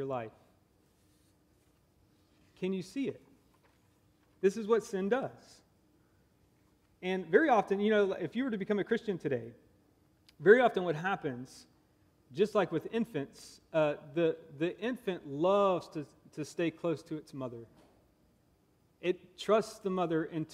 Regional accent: Augusta, Georgia, United States; also born or lived in Texas; now in Nebraska, United States; I'm actually from Augusta, Georgia, and I married a Nebraskan

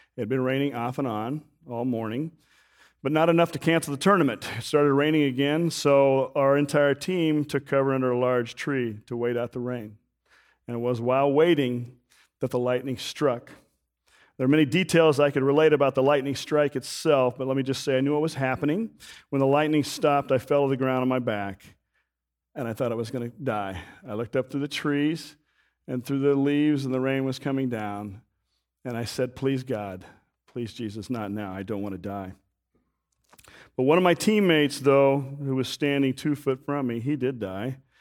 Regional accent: Wichita, Kansas, United States; I grew up in Wichita, Kansas, on the edge of the city

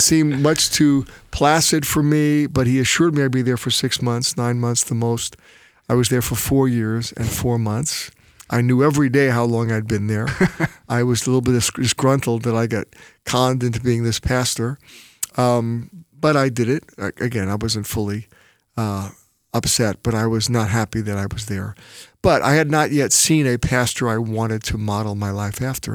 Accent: New York City, New York, United States; accent: New York; also born or lived in New Jersey; I was born in Brooklyn, New York

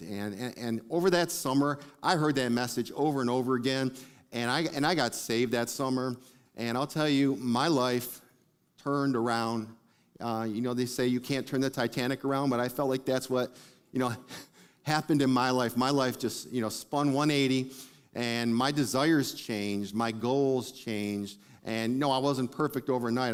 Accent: Detroit, Michigan, United States; I grew up in Detroit

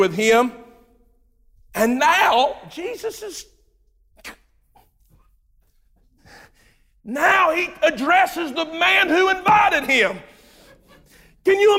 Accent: Jamestown, United States; I was raised on Turnish Road, Jamestown. You know where that's at? Exactly. That's where I was raised

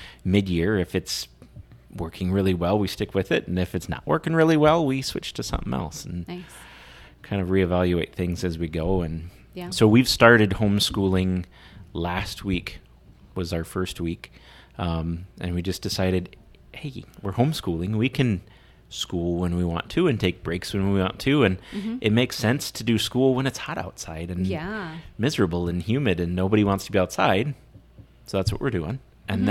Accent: Muscatine, Iowa, United States; moved away as an adult; now in Brandon, United States; I grew up in Muscatine.

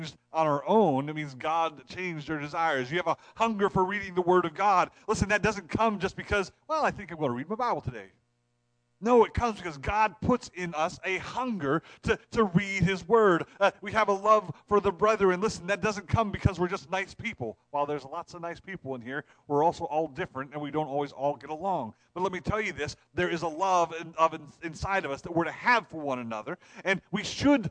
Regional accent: Ohio, United States; we're from Ohio

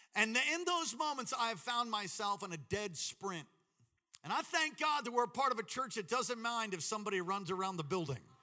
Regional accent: Long Island, New York, United States; I grew up in Long Island, New York

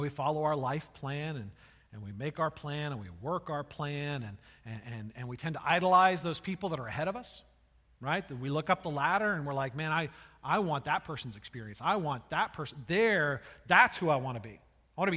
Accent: United States; As Americans

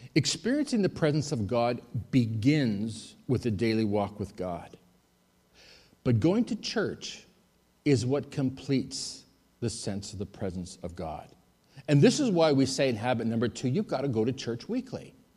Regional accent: Winnipeg, Manitoba, Canada; also born or lived in Athens, Greece / Thessaloniki, Greece; I was in Athens for a year and then I went home to Winnipeg

